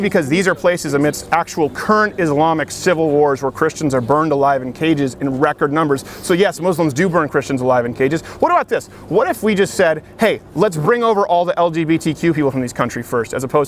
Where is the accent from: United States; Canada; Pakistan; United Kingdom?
Canada; moved away; my home country of Canada